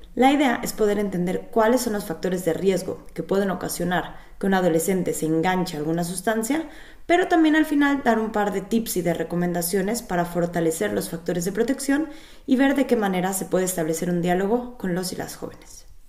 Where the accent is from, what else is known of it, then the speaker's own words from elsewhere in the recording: Mexico; now in Berlin, Germany; soy psicóloga clínica de origen mexicano